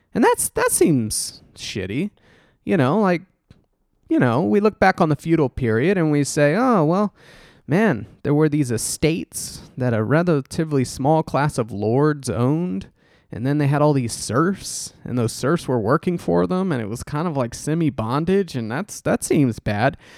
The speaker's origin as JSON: {"language": "English", "region": "Texas", "country": "United States", "tie": "born or raised there", "said": "growing up in Texas"}